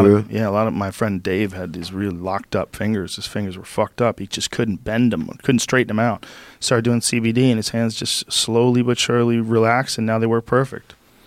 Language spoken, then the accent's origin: English; Boston, Massachusetts, United States; also born or lived in New Jersey / San Francisco / Gainesville; Well, I was born in New Jersey, but I grew up in Boston.